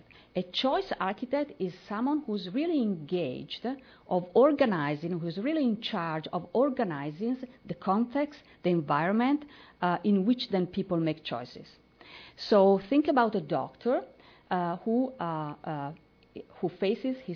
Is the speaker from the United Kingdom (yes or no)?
no; northeast Italy, Italy; I'm from Italy, as was introduced. I'm from the north, northeast area of Italy